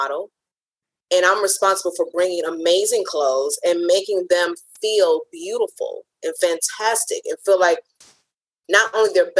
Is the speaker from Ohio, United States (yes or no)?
yes; Cleveland, Ohio, United States; moved away as an adult; also born or lived in New Jersey / New York; I'm originally from Cleveland